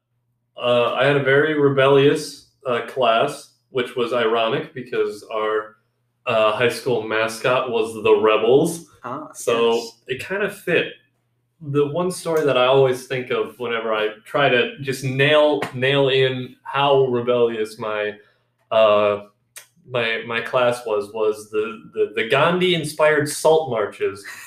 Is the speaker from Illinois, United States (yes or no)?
no; Slayton, Minnesota, United States; also born or lived in Marshall, Minnesota; I was born in Marshall, raised in Slayton, Minnesota, where I basically lived my whole life